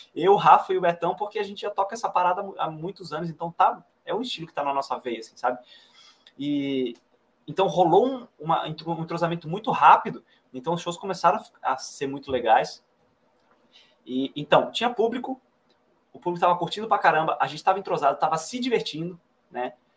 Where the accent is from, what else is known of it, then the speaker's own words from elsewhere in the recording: Florianópolis, Santa Catarina, Brazil; now in Brasília, Brazil; Que é a cidade onde nasci